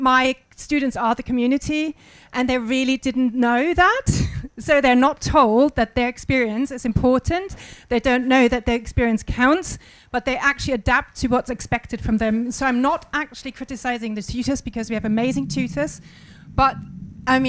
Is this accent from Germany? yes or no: yes; Germany; moved away; I'm white, I'm from German